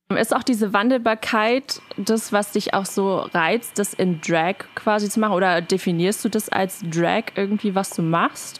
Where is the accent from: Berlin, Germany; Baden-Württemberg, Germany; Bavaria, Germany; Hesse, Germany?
Berlin, Germany; moved away; Ich bin ja äh, Berlinerin ursprünglich